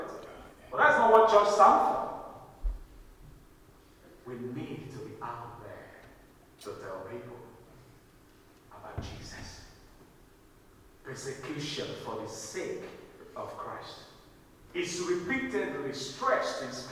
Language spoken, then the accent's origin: English; Nigeria; moved away; my home country, in Nigeria